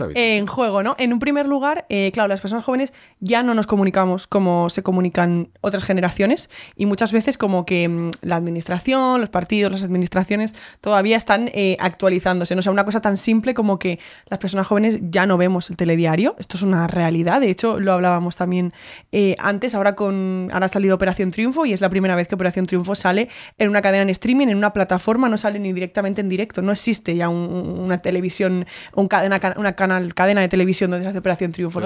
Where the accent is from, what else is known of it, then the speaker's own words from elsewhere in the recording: Spain; nosotras como españolas